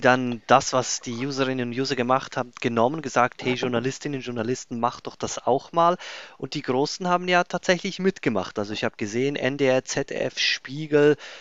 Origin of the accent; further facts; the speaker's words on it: Switzerland; bei uns in der Schweiz